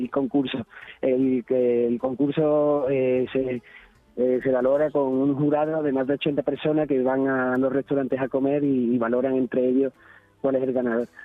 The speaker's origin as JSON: {"language": "Spanish", "town": "Alcalá del Valle", "region": "Andalusia", "country": "Spain", "said": "restaurante está en Alcalá del Valle, un pueblo entre la, entre la Sierra de Cádiz y la Serranía de Ronda. Somos gaditanos, eh, pero somos el último pueblo."}